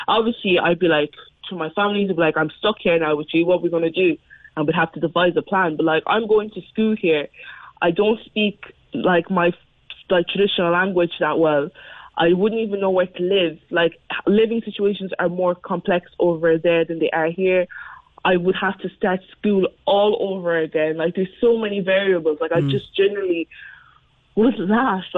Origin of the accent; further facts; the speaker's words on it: Mallow, Munster, Ireland; accent: North Cork; I'm as Mallow as they get. Like, I've lived here for nearly since I was 2 or 3. Like, I know nothing else.